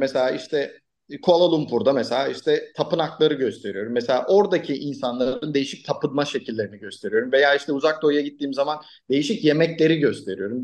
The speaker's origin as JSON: {"language": "Turkish", "region": "Ankara", "country": "Turkey", "tie": "born or raised there", "said": "Ankara'da doğup büyüdüm."}